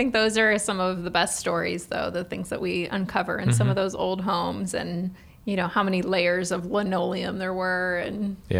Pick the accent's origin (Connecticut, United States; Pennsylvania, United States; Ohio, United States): Ohio, United States; Cleveland; now in Columbus, United States; I'm from the Cleveland area, and I feel like there's a lot more tile in Cleveland.